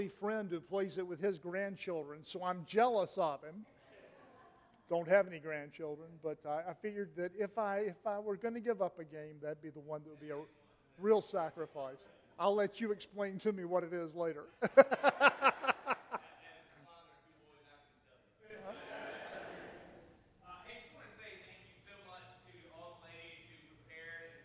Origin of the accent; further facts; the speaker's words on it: Raleigh, North Carolina, United States; my hometown, Raleigh